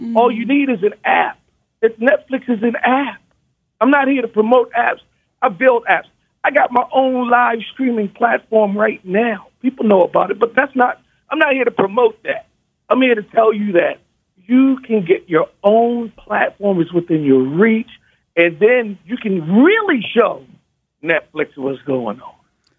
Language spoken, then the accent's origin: English; Baltimore, Maryland, United States; I'm from Baltimore.